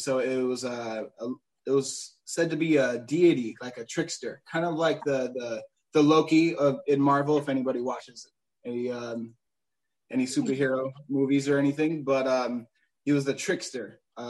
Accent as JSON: {"language": "English", "town": "Chicago", "region": "Illinois", "country": "United States", "tie": "born or raised there", "also_born_or_lived": "Georgia / Puerto Rico / Florida", "said": "Born and raised in Chicago, but actually moved around so much in my life. I lived a little bit in Georgia, Puerto Rico, which is where my family is from."}